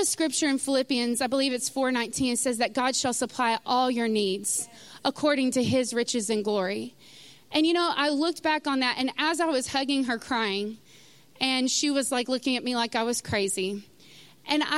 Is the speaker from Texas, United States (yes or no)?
yes; Sulphur Springs, Texas, United States; moved away as an adult; I grew up in Sulphur Springs, Texas